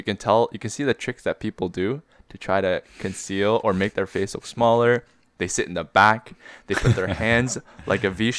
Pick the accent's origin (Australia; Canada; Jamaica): Canada; growing up in Canada as Koreans.